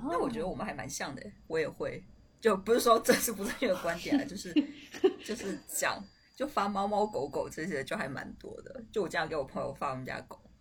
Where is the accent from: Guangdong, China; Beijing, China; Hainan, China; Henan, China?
Hainan, China; accent: Hainan accent; 我是一个海南人，就是我这个可能是海南腔吧